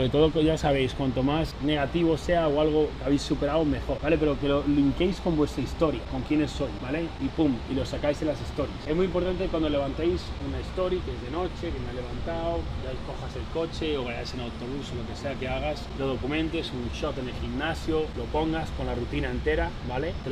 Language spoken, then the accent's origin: Spanish; Colombia; moved away as an adult; now in United States; soy un colombiano. Llegué hace cuatro años